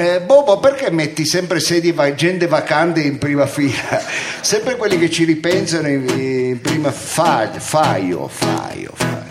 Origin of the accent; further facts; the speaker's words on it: Milan, Lombardy, Italy; accent: Milanese; sono milanese